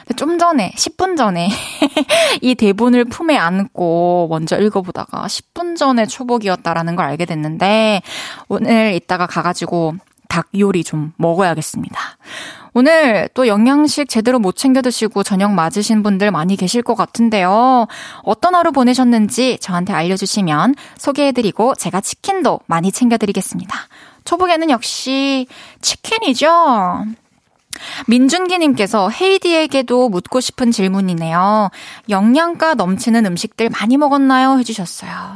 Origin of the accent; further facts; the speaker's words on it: Masan, South Gyeongsang, South Korea; 진주 바로 옆이죠. 저는 이제 마산에서 자랐는데